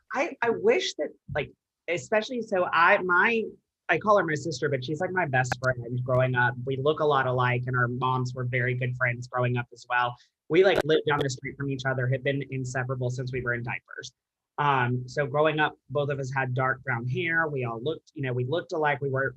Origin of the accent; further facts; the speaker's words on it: Alabama, United States; now in Nashville, United States; I'm from Alabama